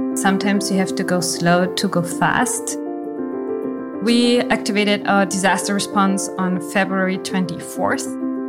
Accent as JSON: {"language": "English", "country": "Germany", "tie": "born or raised there", "said": "I was born in East Germany."}